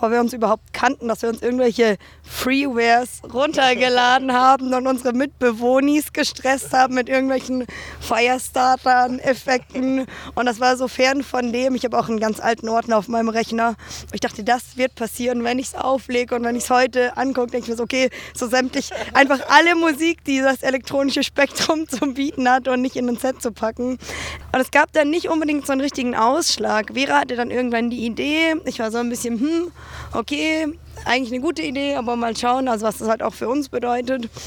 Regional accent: Baden-Württemberg, Germany; now in Berlin, Germany; ich komme aus dem Schwarzwald ursprünglich, habe ein sozialpädagogisches Abi gemacht und wollte gar nie explizit nach Berlin. Hatte dann aber so viel Liebeskummer, dass es mich aus Süddeutschland weggetrieben hat

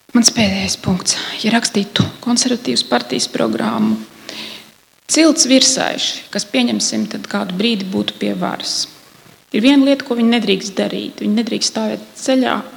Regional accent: Latvia; Es esmu latviete.

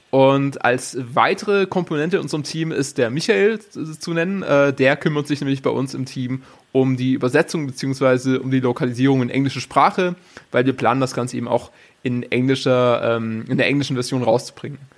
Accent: Baden-Württemberg, Germany; Genau, also ich bin aus dem Schwarzwald, im Süden Deutschlands

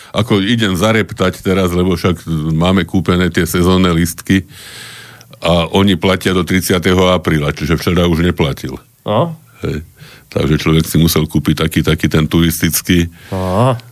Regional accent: Trnava, Trnava Region, Slovakia; však viete, že ja som Trnavčan, no, mm-hmm. dušou. No a Trnava vyhrala ten pohár

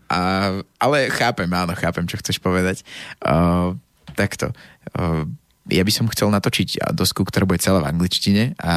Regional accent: Slovakia; pretože som Slovák.

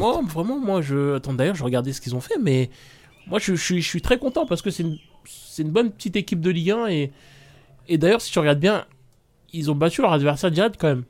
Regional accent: Lyon, Auvergne-Rhône-Alpes, France; je suis lyonnais

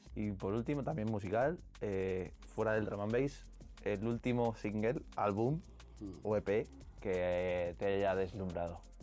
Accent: Ciudad Real, Castilla-La Mancha, Spain; el sueño de pinchar en una plaza de Ciudad Real, que es de donde soy

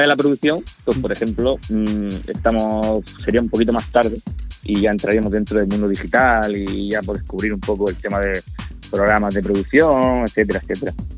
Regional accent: Almería, Andalusia, Spain; aquí en Almería nos conocemos todos

